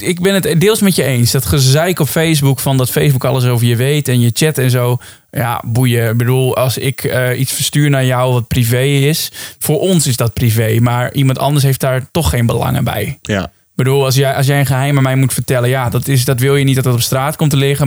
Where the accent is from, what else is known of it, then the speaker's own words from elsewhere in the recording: Netherlands; wij als Nederlanders